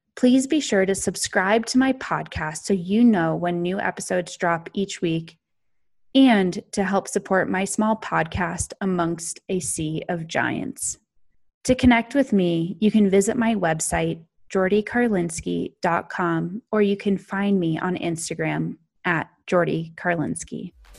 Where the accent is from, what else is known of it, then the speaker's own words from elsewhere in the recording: Snowmass Village, Colorado, United States; also born or lived in California; I was raised just outside of Aspen, Colorado, in another small mountain town called Snowmass Village